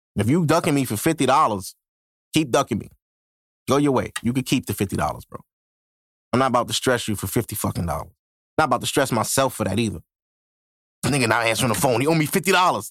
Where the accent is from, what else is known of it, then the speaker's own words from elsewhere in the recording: Brooklyn, New York, United States; I've been born and raised in Brooklyn my whole life